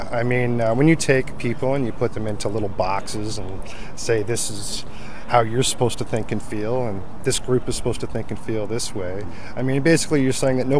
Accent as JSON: {"language": "English", "country": "Canada", "tie": "born or raised there", "said": "I was born and raised in Canada"}